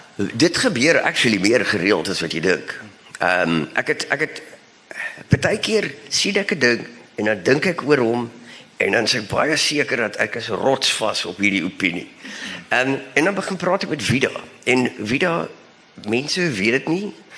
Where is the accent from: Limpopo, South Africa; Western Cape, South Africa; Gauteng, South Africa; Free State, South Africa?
Western Cape, South Africa; Bellville; ek kom ook van Belwel af